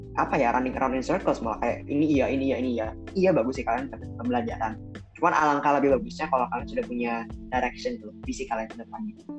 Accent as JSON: {"language": "Indonesian", "region": "Bali", "country": "Indonesia", "tie": "born or raised there", "moved": "yes", "said": "gue dari Bali nih kan ada teman SMA SMP gue di Bali"}